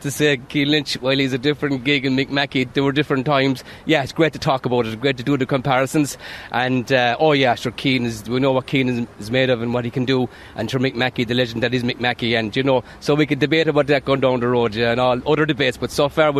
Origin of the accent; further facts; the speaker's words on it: Patrickswell, County Limerick, Ireland; And seriously, yeah, I was born and raised in Patrickswell. Played my hurling in Patrickswell all my life, but moved to Han about 24 years ago.